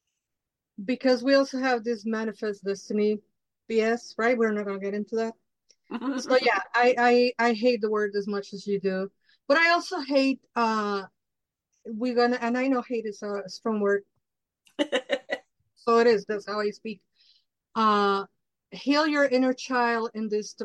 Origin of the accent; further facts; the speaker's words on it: Mexico; moved away; So I grew up in Mexico. I'm Mexican from Mexico. I grew up in Mexico.